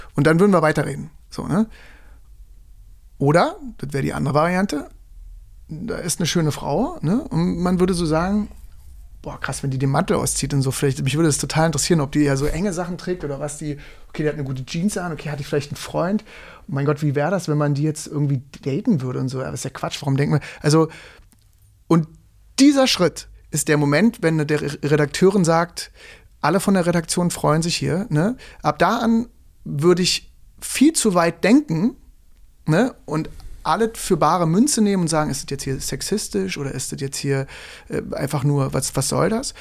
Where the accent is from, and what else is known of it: Germany